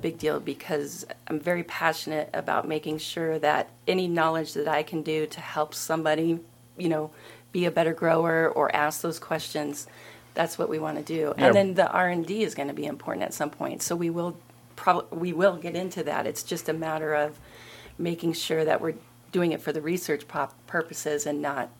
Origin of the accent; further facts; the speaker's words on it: Oregon, United States; also born or lived in Seattle, Washington / Colorado; I'm in the desert now and I am from Oregon, Seattle, Washington, Colorado.